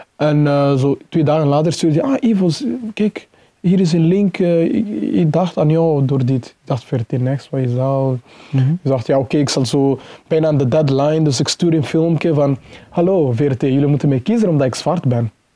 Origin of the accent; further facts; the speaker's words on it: Mozambique; now in Belgium; ik ben geboren in Mozambique